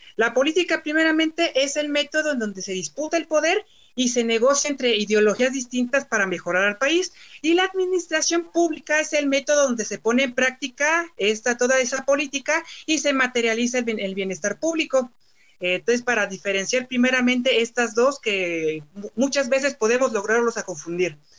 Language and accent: Spanish; Mexico; porque somos mexicanos